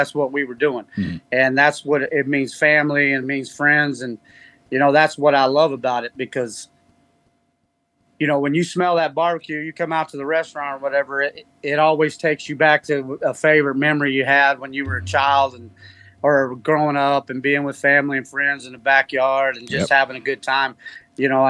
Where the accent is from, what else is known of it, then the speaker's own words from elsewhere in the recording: Austin, Texas, United States; now in Ontario, Canada; I grew up in Austin, Texas.